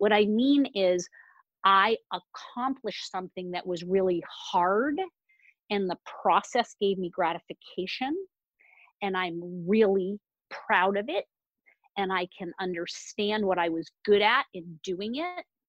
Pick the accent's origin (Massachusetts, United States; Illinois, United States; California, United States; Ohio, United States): Massachusetts, United States; Boston; normally I'm in the back bay of Boston, Massachusetts